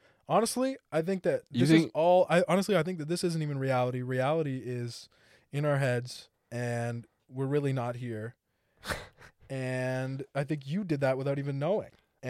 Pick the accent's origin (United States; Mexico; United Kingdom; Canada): Canada; Being Canadian.